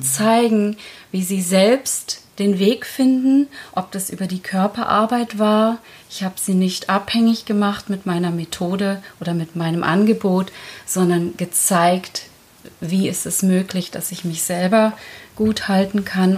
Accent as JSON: {"language": "German", "country": "Germany", "tie": "born or raised there", "second_language": "German", "said": "ich bin mit fünf Jahren nach Deutschland gekommen. Ich konnte die Sprache nicht. Ich wurde einfach in die Schule gesteckt, ohne eine Einschulung. Und ich konnte kein Wort Deutsch"}